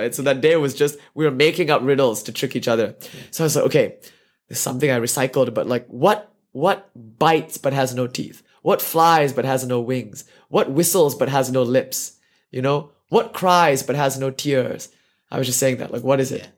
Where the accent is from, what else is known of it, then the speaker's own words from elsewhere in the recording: India; I'm an Indian boy. I've been eating meals on the floor my whole life